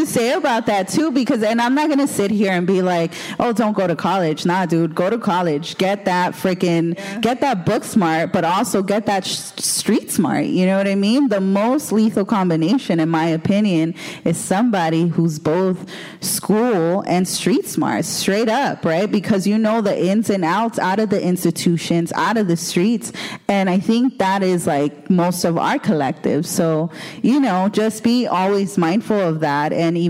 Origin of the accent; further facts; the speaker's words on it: Los Angeles, California, United States; I'm from Boyle Heights.